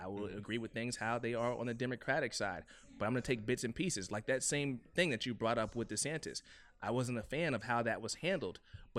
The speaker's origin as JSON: {"language": "English", "town": "Miami", "region": "Florida", "country": "United States", "also_born_or_lived": "Ohio / Atlanta", "said": "My favorite thing about Miami, man, is home."}